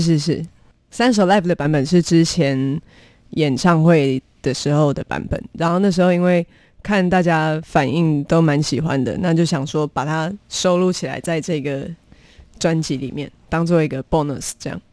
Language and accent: Chinese; Taichung, Taiwan; 我是台中人